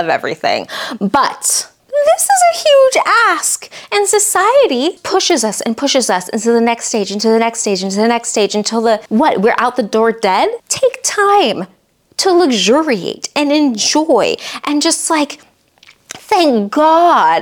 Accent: the Bible Belt, United States; I grew up in the Bible Belt

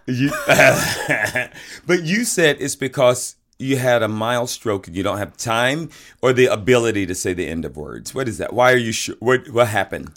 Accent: the South, United States; I'm from the South, and we had chitterlings down there

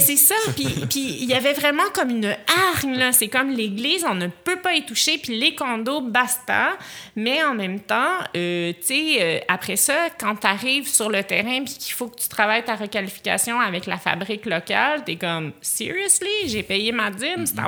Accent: Montreal, Quebec, Canada

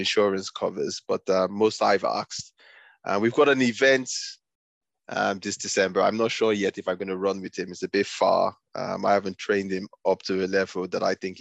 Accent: Nigeria; now in United Kingdom; I grew up in Nigeria before I moved to the UK

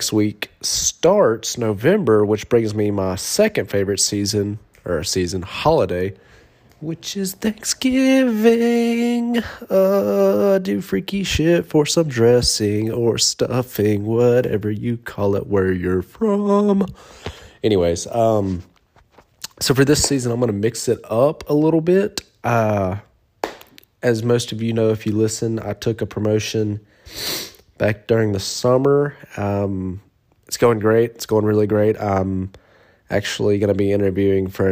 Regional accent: Monroe, United States; I sell in Monroe, my hometown

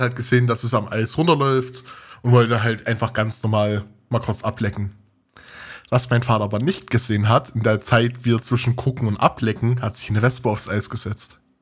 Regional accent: Thuringia, Germany; moved away as an adult; now in Leipzig, Germany; ich komme aus Thüringen und studiere in Sachsen, in Leipzig

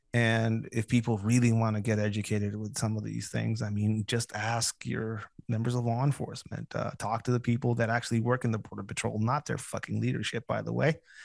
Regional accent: Tijuana, Baja California, Mexico; moved away; I'm an immigrant. I recognize none of their bullshit. I'm from Mexico.

